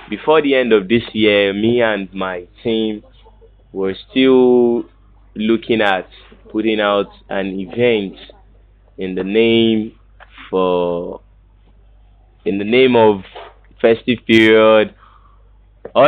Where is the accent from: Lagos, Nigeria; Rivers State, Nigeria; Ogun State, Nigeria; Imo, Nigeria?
Lagos, Nigeria; I was brought up in Lagos Island